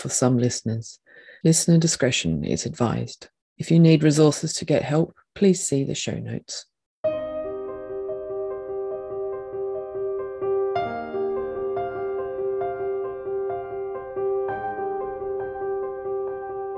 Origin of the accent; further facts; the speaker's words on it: Australia; I grew up in Australia being proud of our history of helping refugees